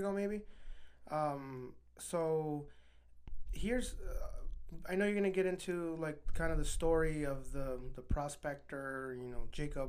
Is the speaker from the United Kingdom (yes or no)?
no; Juarez, Chihuahua, Mexico; and I grew up in Juarez. I knew a lot of old men with donkeys